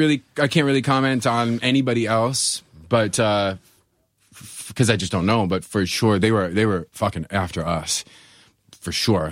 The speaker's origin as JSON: {"language": "English", "town": "Buffalo", "region": "New York", "country": "United States", "said": "I'm from Buffalo. I have black snow running through my veins"}